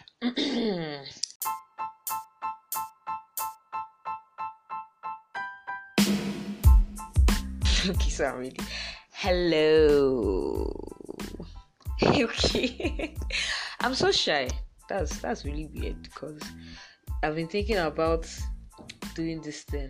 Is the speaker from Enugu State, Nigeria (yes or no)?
yes; Enugu, Enugu State, Nigeria; I'm from Enugu